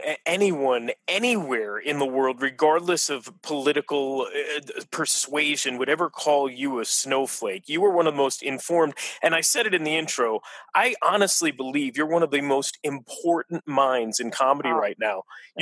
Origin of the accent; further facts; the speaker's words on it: Florida, United States; I was born in Florida